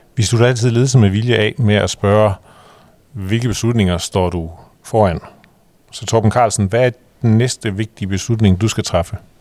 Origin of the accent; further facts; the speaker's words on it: Jutland, Denmark; jeg kommer også derfra